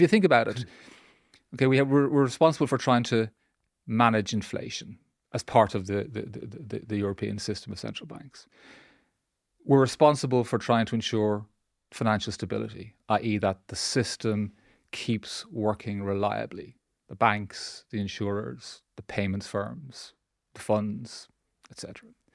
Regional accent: Dublin, Leinster, Ireland; moved away as an adult; also born or lived in London / Aberystwyth / Brussels / Washington; I grew up in Dublin, did my education and training he-, he-, here, here in Dublin

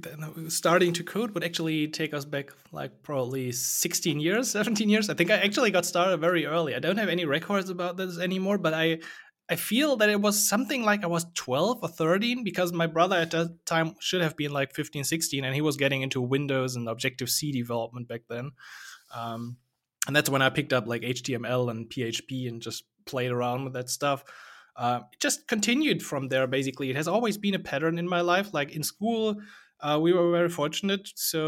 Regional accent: Germany; English is a second language; from Germany.

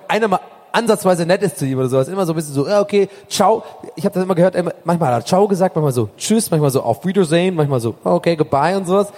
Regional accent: Hamburg, Germany; ich komme aus Hamburg.

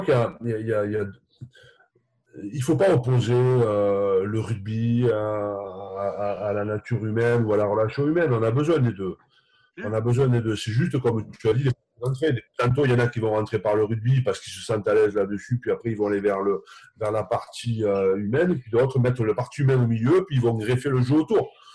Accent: Occitania, France; now in Bordeaux, France; chez moi dans le Minervois viticole

